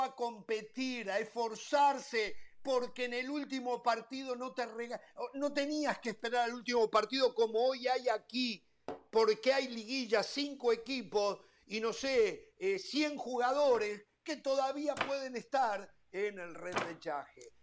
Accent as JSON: {"language": "Spanish", "country": "Uruguay", "said": "A mí no me representa como uruguayo Danubio a mí me representa la selección uruguaya"}